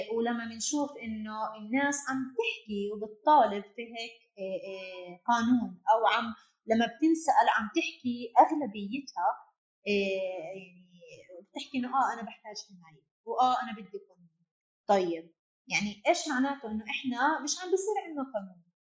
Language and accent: Arabic; Palestine; احنا كفلسطينيين تحت سيطرة السلطات الإسرائيلية